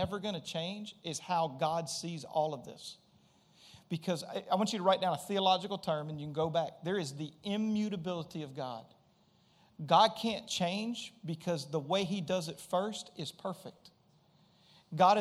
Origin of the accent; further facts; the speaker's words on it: Springhill, Louisiana, United States; I grew up in Louisiana